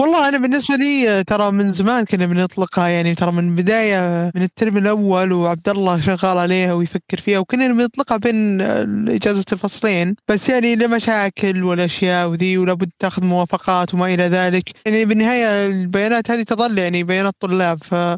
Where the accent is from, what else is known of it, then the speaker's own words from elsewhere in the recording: Saudi Arabia; عندنا في السعوديه العربيه